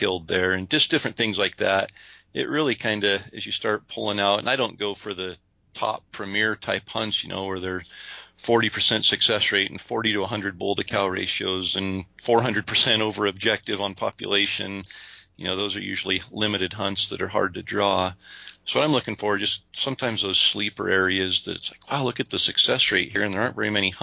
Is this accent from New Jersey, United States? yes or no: no; Idaho, United States; we're from Idaho